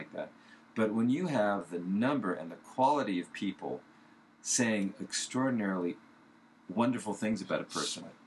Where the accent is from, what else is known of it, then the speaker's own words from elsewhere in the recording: California, United States; moved away; I'm from California